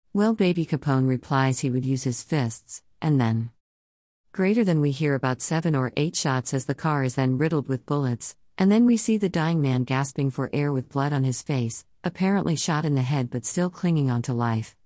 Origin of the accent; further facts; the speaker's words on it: Southern California, United States; I grew up in Southern California in the eighties